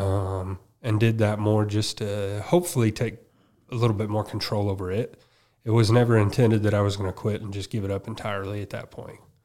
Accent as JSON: {"language": "English", "town": "Effingham", "region": "Illinois", "country": "United States", "tie": "born or raised there", "said": "I grew up in Effingham"}